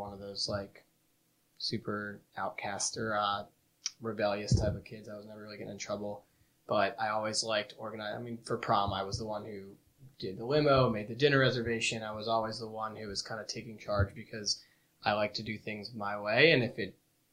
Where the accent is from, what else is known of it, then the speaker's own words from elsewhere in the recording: Potomac, Maryland, United States; moved away; I grew up in Potomac, Maryland, so about 15 minutes outside of D.C